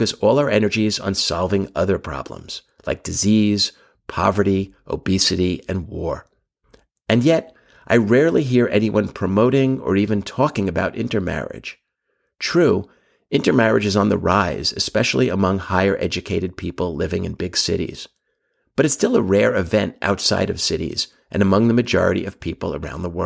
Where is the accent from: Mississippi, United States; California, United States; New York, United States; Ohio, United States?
New York, United States; New York City; I'm Jewish, from Brooklyn. My parents were part Lithuanian, part German. I grew up in Brooklyn and Queens